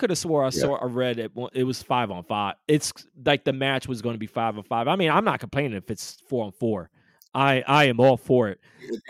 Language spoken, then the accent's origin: English; New York, United States; accent: New York; I'm using my New York accent.